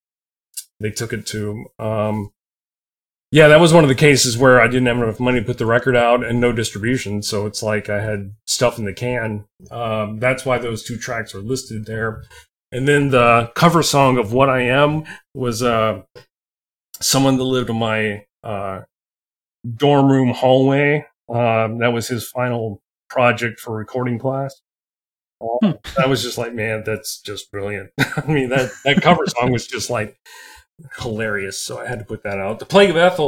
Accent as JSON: {"language": "English", "region": "South Carolina", "country": "United States", "moved": "yes", "lives_now": "Nashville, United States", "said": "I'm originally from South Carolina, so when I would go to visit my family"}